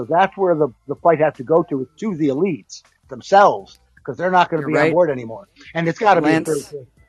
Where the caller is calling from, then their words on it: New York, United States; Yeah, I was in Central New York.